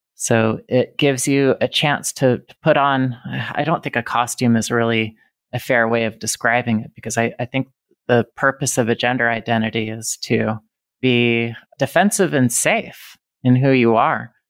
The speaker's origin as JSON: {"language": "English", "town": "Reno", "region": "Nevada", "country": "United States", "tie": "born or raised there", "moved": "yes", "lives_now": "Indiana, United States", "said": "I was growing up in Reno, Nevada."}